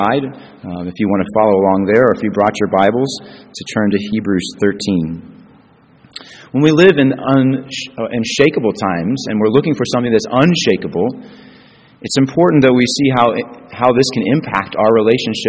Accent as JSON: {"language": "English", "town": "Springfield", "country": "United States", "tie": "born or raised there", "also_born_or_lived": "Chicago", "moved": "yes", "said": "It's always good to be back in Springfield for me. And it's my hometown."}